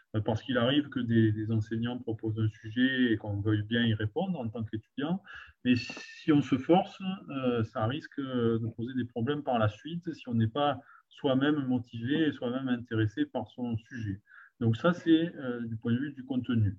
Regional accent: Provence-Alpes-Côte d'Azur, France; je travaillais dans ma, dans ma région d'origine de manière progressive. J'ai commencé par travailler sur mon, ma propre famille, puis mon propre village

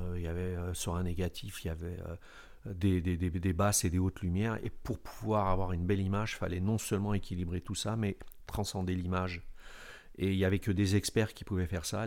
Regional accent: Alfortville, Île-de-France, France; je suis né en France, dans cette ville Alfortville, où, j'ai côtoyé des rescapés du génocide des Arméniens

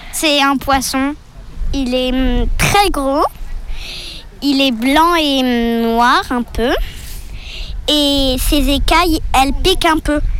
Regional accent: Ibiza, Balearic Islands, Spain; now in France; je suis en Bretagne et je viens d'Espagne. Je suis née à Ibiza.

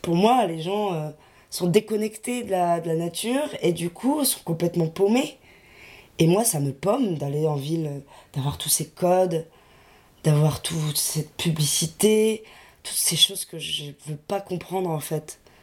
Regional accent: Lille, Hauts-de-France, France; je viens de Lille

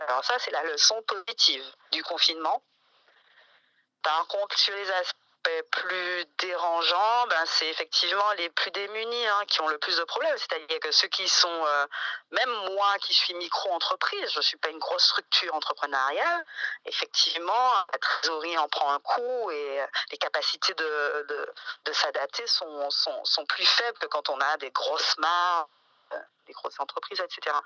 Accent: Martinique; je suis Martinique, je suis martiniquaise

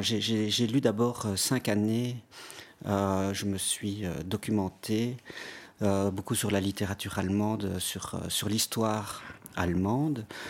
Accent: Belgium; chez nous à Ypres

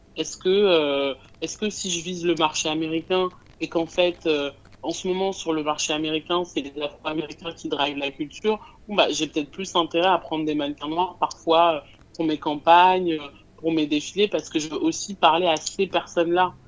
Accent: France; moi j'habite en France et j'ai grandi en France

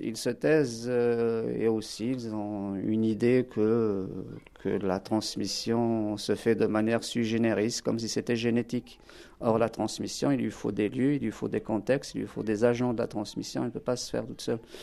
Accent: Algeria; now in France; je suis originaire d'Algérie, je parle le kabyle, le berbère, l'arabe

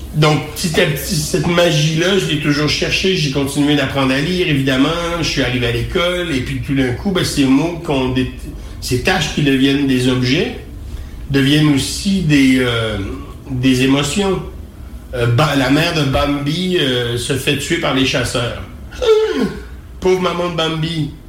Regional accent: Quebec, Canada

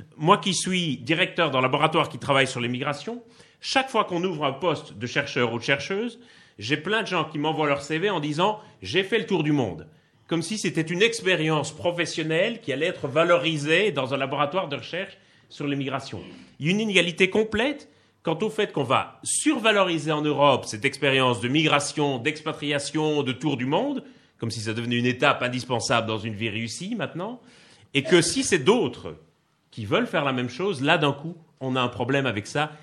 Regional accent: Liège, Wallonia, Belgium; accent: Belgian; moved away as an adult; now in Paris, France; je suis né à Liège, dans le sud-est de la Belgique. Donc, je suis belge, ça s'entend un peu d'ailleurs, je crois. Euh, mais j'habite à Paris depuis 2007

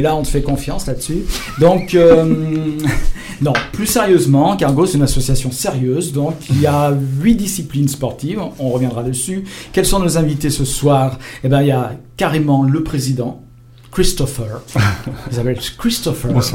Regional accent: Lyon, Auvergne-Rhône-Alpes, France; nous, on est lyonnais

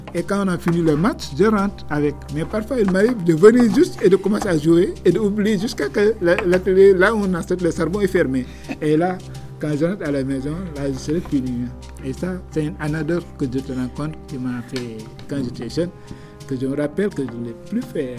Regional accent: Dakar, Senegal; quand j'ai grandi à Dakar

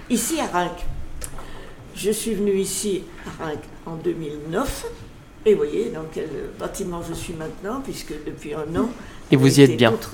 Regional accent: Lyon, Auvergne-Rhône-Alpes, France; moved away as an adult; je suis partie à la campagne et nous sommes revenus en 1945 rue de la Charité.

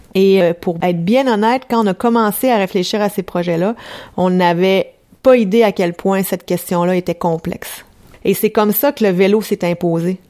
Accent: France; moved away; moi je suis française

